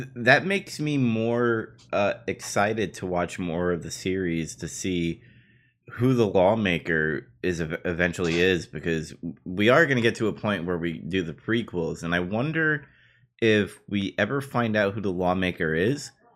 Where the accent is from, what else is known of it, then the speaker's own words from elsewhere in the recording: New York City, New York, United States; prop to Queensboro, uh, my hometown over there